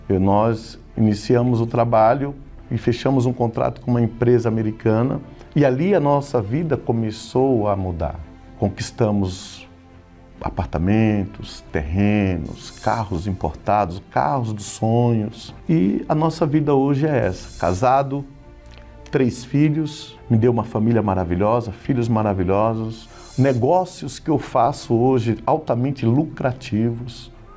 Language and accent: Portuguese; Osasco, São Paulo, Brazil; also born or lived in Carapicuíba; sou natural de Carapicuíba, resido, sempre morei na cidade de Osasco